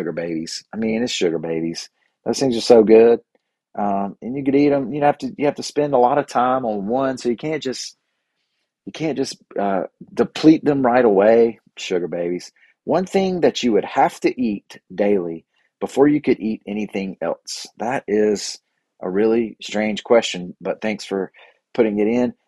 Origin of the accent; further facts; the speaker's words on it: Bible Belt South, United States; I grew up here in the Bible Belt South